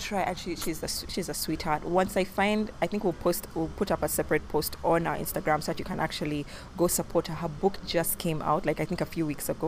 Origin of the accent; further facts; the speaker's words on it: Uganda; our childhood growing up in Uganda